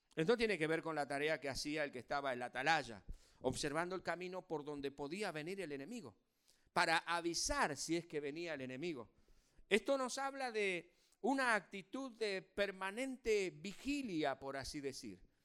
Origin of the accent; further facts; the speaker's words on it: Argentina; como somos argentinos